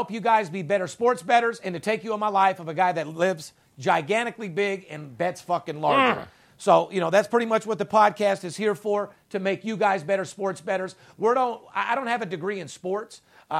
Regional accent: Las Vegas, Nevada, United States; born or raised there

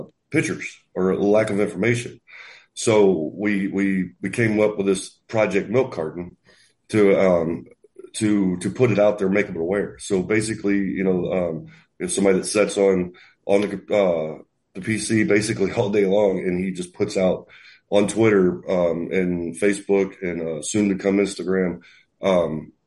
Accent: Missouri, United States; I'm actually from Missouri

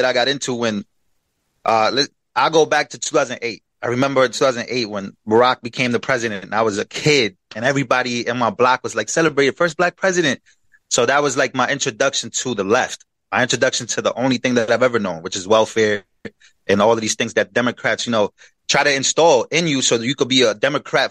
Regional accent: New York City, New York, United States; also born or lived in Queens, New York / Puerto Rico; I was born in Queens, New York, then brought to Puerto Rico till I was 7 years old, and then I came to the Bronx

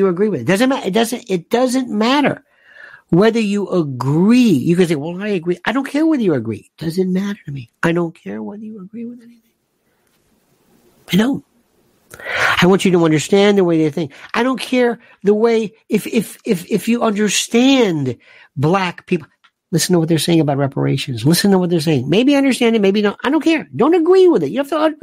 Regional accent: United States; I am an American.

